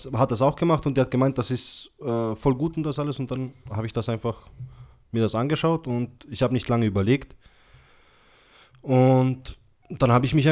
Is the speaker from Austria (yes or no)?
yes; Austria; ich bin Österreicher, Freund.